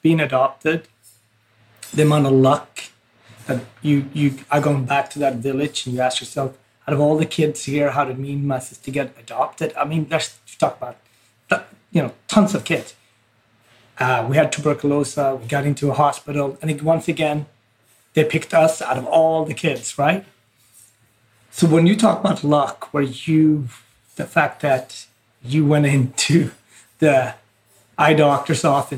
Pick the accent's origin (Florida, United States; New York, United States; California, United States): New York, United States; New York City; as a New Yorker